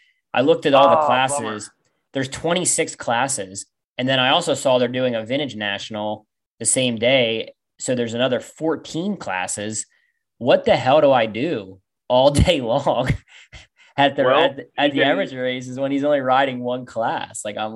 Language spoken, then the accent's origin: English; Pennsylvania, United States; I grew up with Cam in Pennsylvania